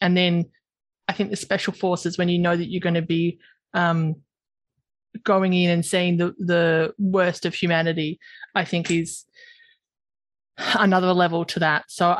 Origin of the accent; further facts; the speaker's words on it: Australia; I'm an Aussie, so I use everyone's shortened.